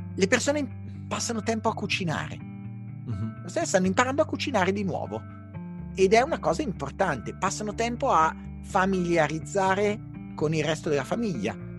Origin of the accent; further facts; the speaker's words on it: Milan, Lombardy, Italy; da milanese